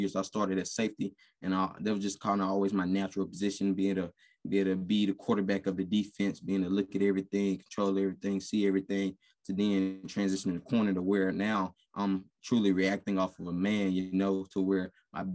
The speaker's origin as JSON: {"language": "English", "region": "Mississippi", "country": "United States", "moved": "as an adult", "lives_now": "Idaho, United States", "said": "I'm coming from Mississippi"}